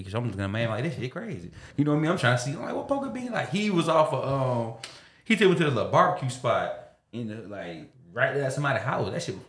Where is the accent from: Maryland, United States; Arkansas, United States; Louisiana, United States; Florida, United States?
Florida, United States; Jacksonville; I'm from Jacksonville.